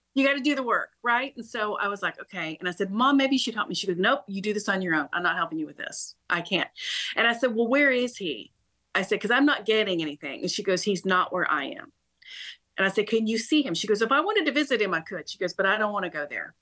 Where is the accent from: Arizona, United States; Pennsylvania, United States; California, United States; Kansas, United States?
Kansas, United States; Topeka; I was brought up in Kansas, believe it or not, born and raised in Topeka